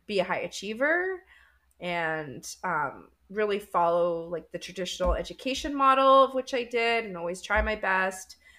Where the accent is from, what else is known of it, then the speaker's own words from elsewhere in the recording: Winnipeg, Manitoba, Canada; I'm from Winnipeg, Canada